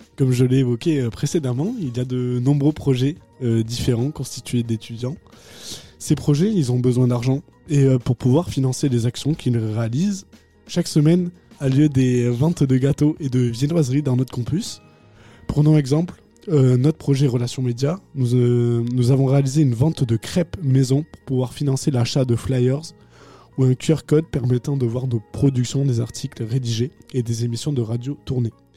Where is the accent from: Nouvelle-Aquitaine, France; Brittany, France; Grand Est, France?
Nouvelle-Aquitaine, France; Agen; je viens de Agen